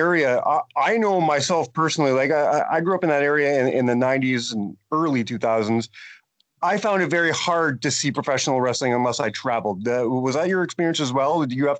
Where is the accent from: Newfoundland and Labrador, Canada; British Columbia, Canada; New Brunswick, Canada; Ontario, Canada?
Ontario, Canada; North Bay; I am originally from North Bay. I am a North Bay boy myself.